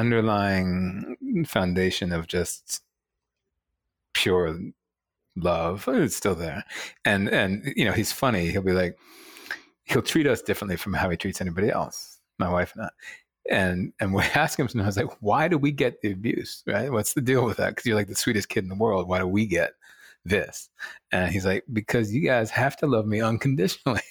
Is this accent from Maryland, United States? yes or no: yes; Rockville, Maryland, United States; also born or lived in Baltimore; I was born in Baltimore at Johns Hopkins Hospital. Um, I'm proud, proud son of Baltimore for one year. Um, and then eventually grew up in, you know, outside of D C, um, in the rock, a place called Rockville